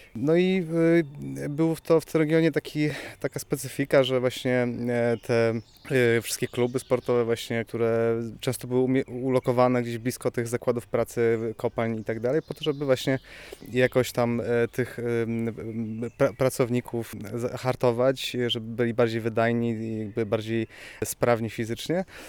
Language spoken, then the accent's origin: Polish; Bytom, Silesian Voivodeship, Poland; now in Katowice, Poland; jako mieszkaniec też, no, może nie jakoś małego miasta, bo Katowic, ale jakby, jakby wychodziłem też, z, czy wychowywałem się w Bytomiu